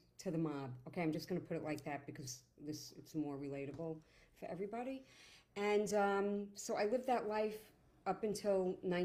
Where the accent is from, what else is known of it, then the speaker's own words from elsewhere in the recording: Port Jefferson, New York, United States; I grew up in Long Island. I was born in Port Jefferson, all the way out in Long Island